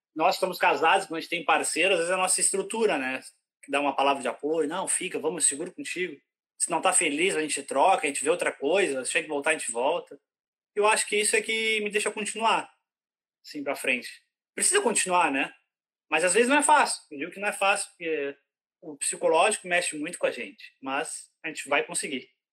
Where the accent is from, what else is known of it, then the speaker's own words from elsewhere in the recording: interior of Rio Grande do Sul, Brazil; moved away as an adult; now in Ireland; eu sou, eu sou lá do interior do Rio Grande do Sul